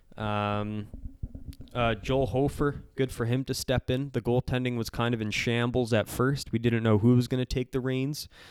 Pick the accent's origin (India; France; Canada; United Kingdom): Canada; as a Canadian